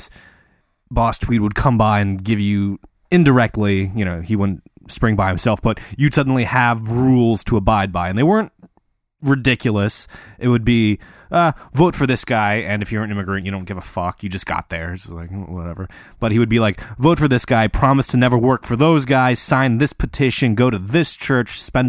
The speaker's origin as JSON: {"language": "English", "region": "Midwest", "country": "United States", "said": "I'm from the Midwest."}